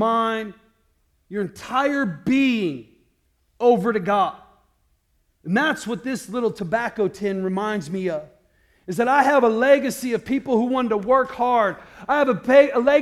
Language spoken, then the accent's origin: English; Iowa, United States; we grew up in Iowa and there was nothing else to do there